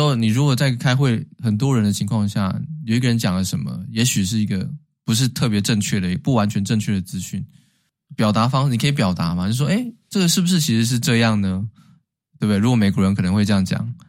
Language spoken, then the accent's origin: Chinese; Taiwan; moved away as an adult; now in United States; 但是对台湾人而言，我们没有道理去举报人家嘛